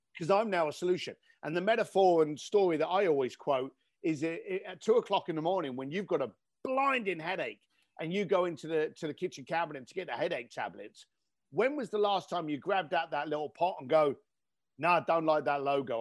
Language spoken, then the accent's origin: English; London, United Kingdom; moved away; I grew up in East London